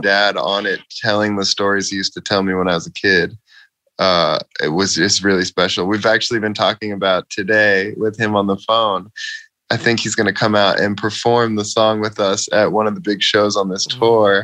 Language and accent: English; Boston, Massachusetts, United States; I'm from Boston.